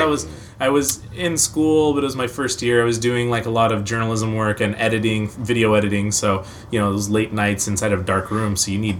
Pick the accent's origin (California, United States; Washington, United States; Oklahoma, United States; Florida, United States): Washington, United States; Seattle; moved away as an adult; also born or lived in New York; I grew up in the Seattle area, but up north where Starbucks was king. You gotta have your peppermint mocha. You know, that's what high school's about. I moved to New York for school